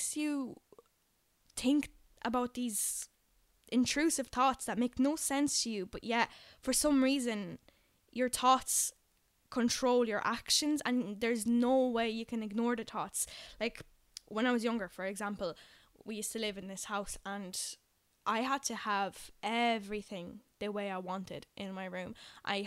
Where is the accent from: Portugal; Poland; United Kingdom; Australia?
Poland; English is a second language; now in Dublin, Ireland; I'm originally from Poland, hence why my English isn't by any means perfect